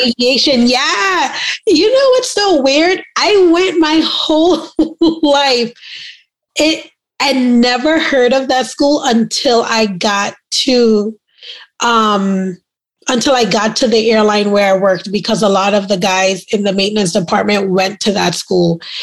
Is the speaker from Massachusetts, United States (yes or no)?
no; New York City, New York, United States; accent: New Yorker; moved away; also born or lived in Trinidad; I'm a West Indian girl and I grew up in Brooklyn, New York